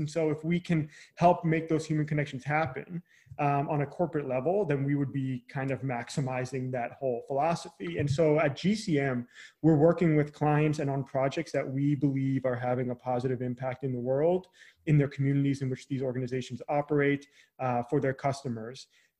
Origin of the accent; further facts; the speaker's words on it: Long Island, New York, United States; now in Charleston, United States; So hometown now is outside the Charleston, South Carolina area. So I'm originally from Long Island, New York. I'm not sure how Long Island comes through when I say it anymore.